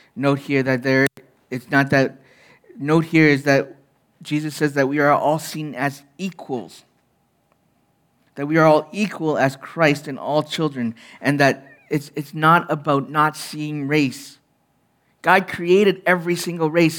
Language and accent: English; Canada; as a young man, being Chinese Canadian in an all-white culture